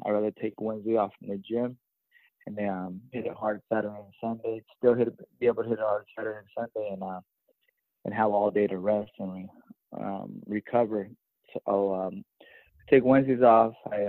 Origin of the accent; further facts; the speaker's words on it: Blythe, California, United States; Blythe was a real small town. You you know everybody. A lot of your friends' parents work at the prison. There's two prisons there, Chuckwalla and Ironwood.